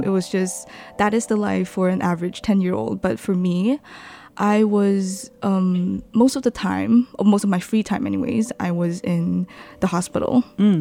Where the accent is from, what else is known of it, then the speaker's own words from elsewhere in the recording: Johor Bahru, Johor, Malaysia; moved away as an adult; now in Taiwan; I was born in Johor, mm-hmm. Johor Bahru